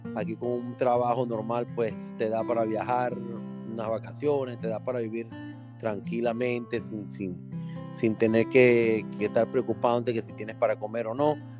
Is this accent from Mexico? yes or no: no; Venezuela; moved away; yo salí de Venezuela mucho tiempo